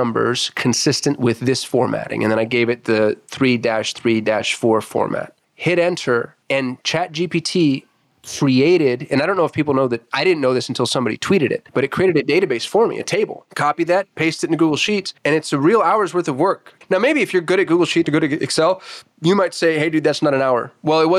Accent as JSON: {"language": "English", "country": "United States", "said": "I'm American"}